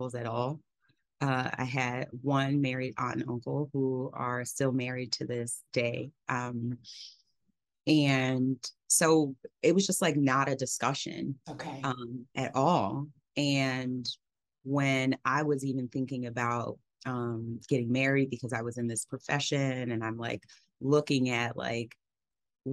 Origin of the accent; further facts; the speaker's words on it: New York City, New York, United States; moved away as an adult; I am originally from New York City. I was born and raised there.